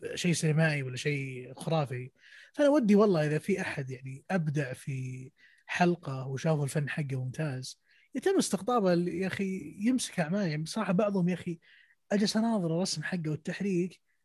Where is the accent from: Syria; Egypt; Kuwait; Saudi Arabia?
Saudi Arabia; عندنا في السعوديه